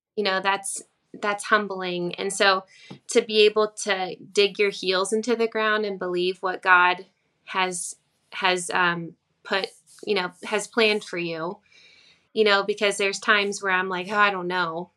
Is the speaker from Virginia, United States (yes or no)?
yes; Virginia, United States; i started playing in coffee shops in my hometown um, there was a little cafe close to here